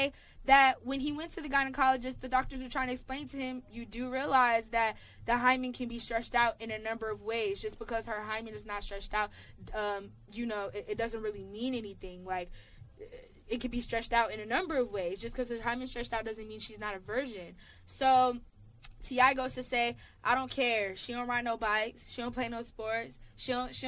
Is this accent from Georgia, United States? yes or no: yes; Atlanta, Georgia, United States; Y'all know I'm from Atlanta.